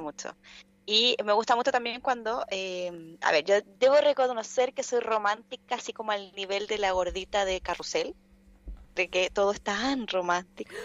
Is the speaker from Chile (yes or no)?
yes; Chile; nosotros como, como chilenos, después de haber vivido lo que pasó el 27F